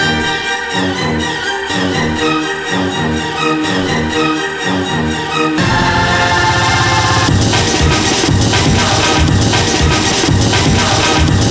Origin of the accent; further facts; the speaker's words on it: England, United Kingdom; as an English person